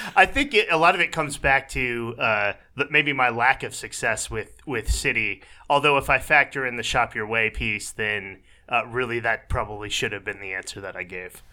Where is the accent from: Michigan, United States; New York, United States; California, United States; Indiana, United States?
Michigan, United States; Detroit; also born or lived in Minneapolis-Saint Paul; now in Minneapolis, United States; I'm originally from Detroit